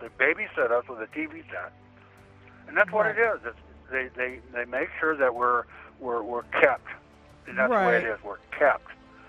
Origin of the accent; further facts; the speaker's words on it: Washington, United States; I'm from Washington State.